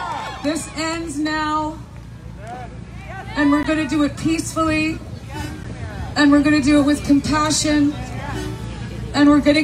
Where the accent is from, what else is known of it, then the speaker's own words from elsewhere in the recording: Canada; We are all Canadian citizens, and I have never been more proud to be a Canadian than I am right now.